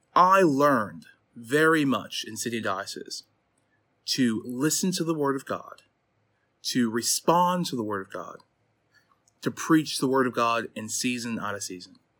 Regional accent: Chicago, Illinois, United States; moved away as an adult; now in Durham, United Kingdom; I'm from Chicago, Illinois, but moved to the U K, um, seven years ago

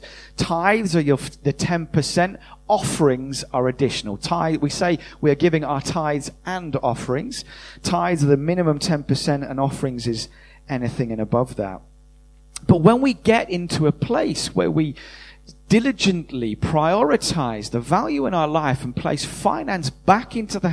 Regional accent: United Kingdom; we're British, most of us

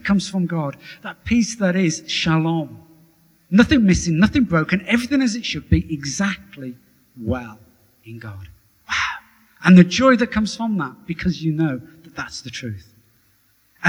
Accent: Wolverhampton, West Midlands, United Kingdom; I was born in a council house in Wolverhampton

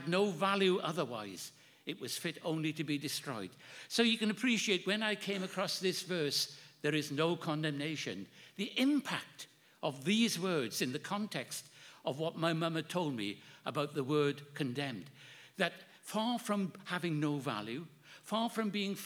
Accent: Wales, United Kingdom; my hometown in Wales

